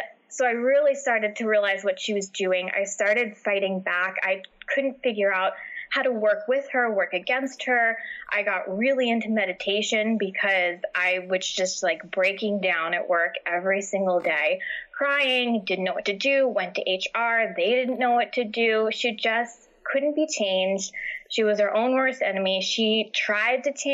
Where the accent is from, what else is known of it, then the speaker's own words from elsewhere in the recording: New York, United States; also born or lived in New Jersey; now in New Hampshire, United States; I'm originally from New York.